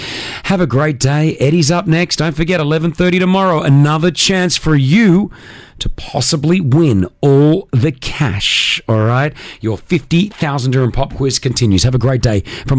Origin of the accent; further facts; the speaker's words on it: Australia; also born or lived in Lebanon; Aussie. I'm Australian.